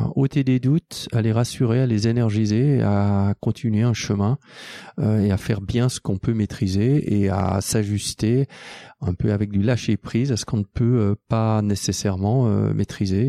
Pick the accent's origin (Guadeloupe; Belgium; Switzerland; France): Switzerland; je suis suisse, aussi français, anglais